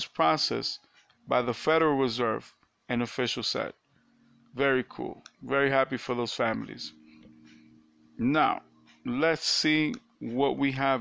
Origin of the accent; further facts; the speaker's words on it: New York, United States; I'm from New York